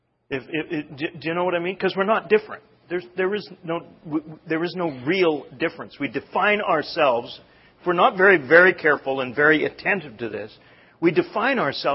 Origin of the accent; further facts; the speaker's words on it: Canada; moved away; growing up in Canada